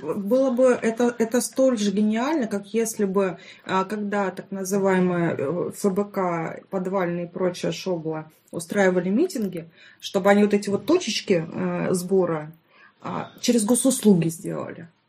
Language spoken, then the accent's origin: Russian; Stavropol, Stavropol Krai, Russia; Я вообще из Ставропольского края, город Ставрополь